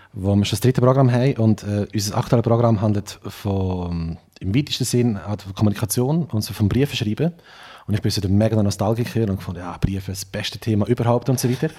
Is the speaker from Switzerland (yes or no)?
yes; Trimbach, Solothurn, Switzerland; accent: unsauberer Oltner Dialekt, mixed with Aargau and Lucerne; also born or lived in Olten; Also eigentlich ist es sogar äh, auf Trimbacher Boden, wo ich aufgewachsen bin